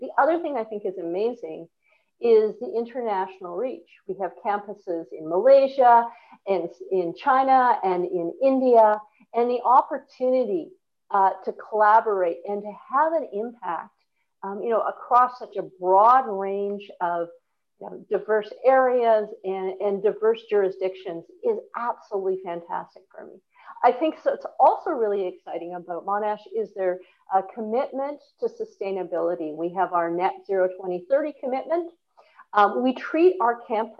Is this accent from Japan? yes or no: no; Vancouver, British Columbia, Canada; moved away as an adult; now in Melbourne, Australia; as a Canadian coming from a very diverse and multicultural city in Vancouver